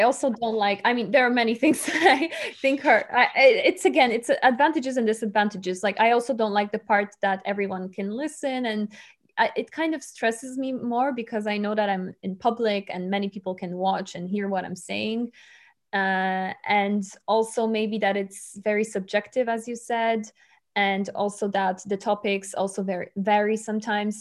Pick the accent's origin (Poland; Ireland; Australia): Poland; English is a second language; moved away as an adult; also born or lived in Rome, Italy; now in Bonn, Germany; I come from Poland, but I study in Rome